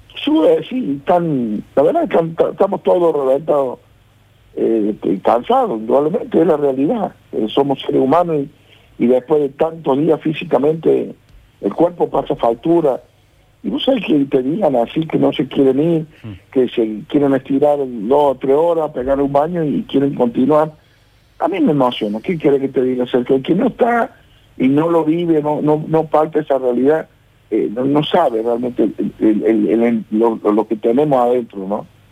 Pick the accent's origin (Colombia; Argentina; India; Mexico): Argentina; Mayu Sumaj, Córdoba; nosotros somos nacidos en Mayuzumá